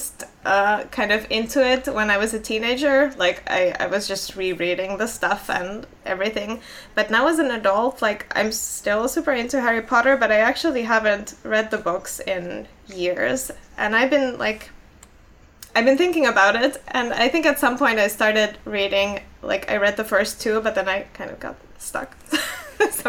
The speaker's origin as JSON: {"language": "English", "country": "Finland", "first_language": "Finnish", "second_language": "English", "said": "I was in Finland and that's my native language."}